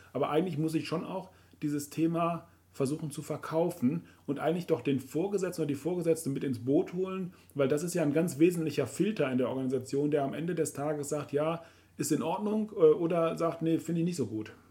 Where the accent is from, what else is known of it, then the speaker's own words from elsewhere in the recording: Rhineland, Germany; bei uns im Rheinland